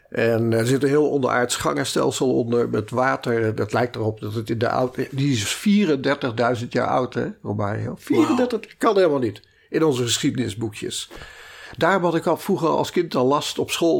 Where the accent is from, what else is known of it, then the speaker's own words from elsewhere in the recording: Utrecht, Netherlands; also born or lived in Maarssen / Amsterdam; ik ben geboren in Utrecht, eh, opgegroeid in Utrecht en uh, Maarsen.